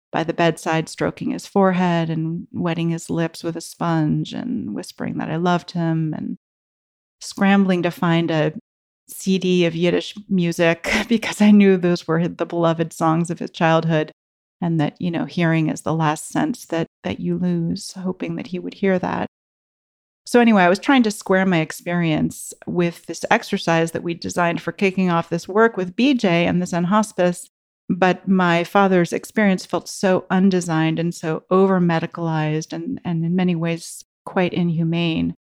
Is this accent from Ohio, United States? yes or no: no; Bay Area, California, United States; growing up in the Bay Area, you can't help but, like, osmotically be exposed to all of the the, the Buddhist activity around here